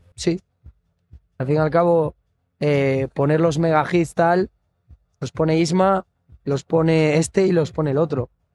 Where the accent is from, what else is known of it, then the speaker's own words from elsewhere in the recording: Galicia, Spain; como buen gallego